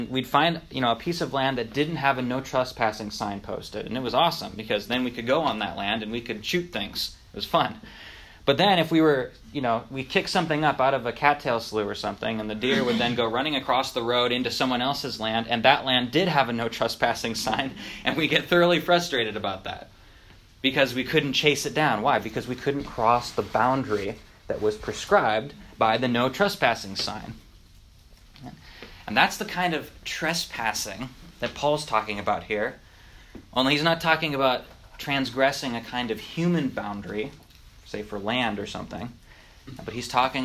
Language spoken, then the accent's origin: English; North Dakota, United States; moved away; when I grew up in North Dakota, right, I grew up on a farm in the middle of nowhere